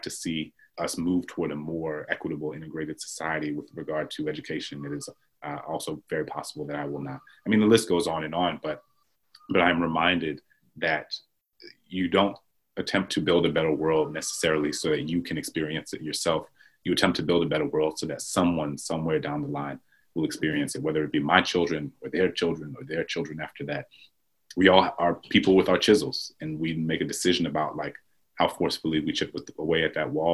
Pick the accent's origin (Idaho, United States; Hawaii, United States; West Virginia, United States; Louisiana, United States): Louisiana, United States; New Orleans; I grew up Catholic in New Orleans